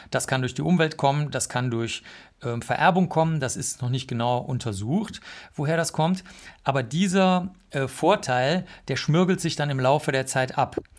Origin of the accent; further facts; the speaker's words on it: Bavaria, Germany; ich komme aus Bayern, aus einem kleinen Dorf